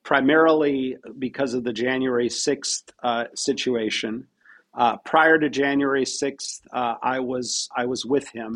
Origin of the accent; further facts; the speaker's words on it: Pacific Northwest, United States; I'm originally from the Pacific Northwest, which is a very progressive